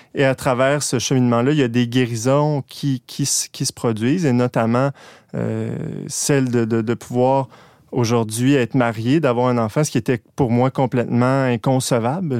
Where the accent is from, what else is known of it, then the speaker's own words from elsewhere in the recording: Quebec, Canada; je viens de Québec. Euh, je suis né euh, dans une famille un peu instable